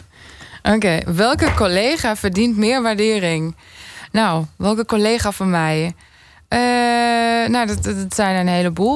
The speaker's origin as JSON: {"language": "Dutch", "area": "near Würzburg", "region": "Bavaria", "country": "Germany", "tie": "born or raised there", "moved": "yes", "said": "in het dorp waar ik opgroeide in Duitsland, Estenveld, in de buurt van uh, Würzburg"}